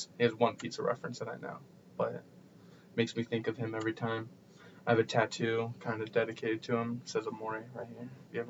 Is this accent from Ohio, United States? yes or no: yes; Mingo Junction, Ohio, United States; moved away as an adult; now in Youngstown, United States; I'm 21, and we're from Mingo Junction, Ohio, small town, right outside Steubenville.